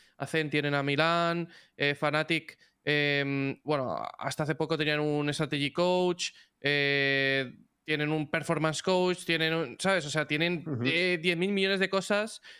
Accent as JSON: {"language": "Spanish", "country": "Spain", "said": "Los españoles vamos como. Somos como muy emocionales en ese aspecto."}